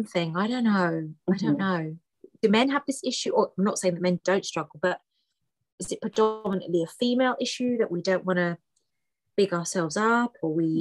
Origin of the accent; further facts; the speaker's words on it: United Kingdom; English is a second language; So my parents came to the UK, then I was born, but I didn't speak any English when I went to school